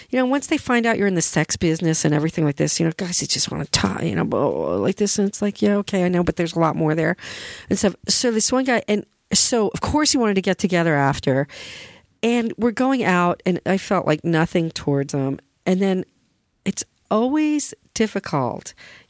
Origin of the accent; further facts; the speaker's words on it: Flemington, New Jersey, United States; born there; And he's Flemington. That's where I was born. My dad had a business there 14 years.